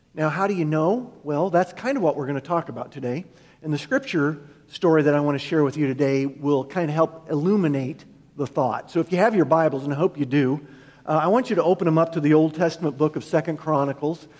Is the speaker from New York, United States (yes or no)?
no; Iowa, United States; we're from Iowa